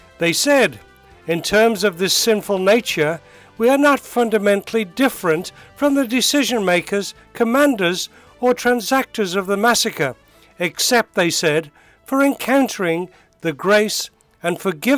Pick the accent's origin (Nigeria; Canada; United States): Nigeria; West Africa; born there; My special guest is Tim Ramsey, who was born in Bolivia in South America, and I was born in Nigeria, West Africa.